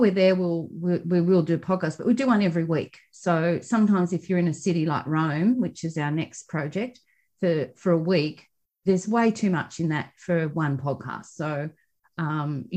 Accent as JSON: {"language": "English", "country": "Australia", "accent": "Australian", "said": "we're Australian. You can hear by our accents"}